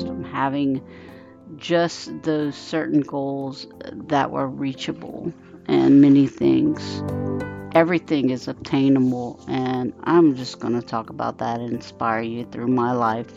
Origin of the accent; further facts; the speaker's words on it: South Louisiana, United States; I am from South Louisiana